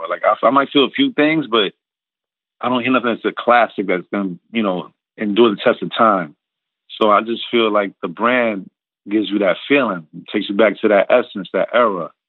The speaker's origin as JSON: {"language": "English", "town": "Queens", "region": "New York", "country": "United States", "tie": "born or raised there", "said": "I live down south. I'm, you know, I grew up in Queens."}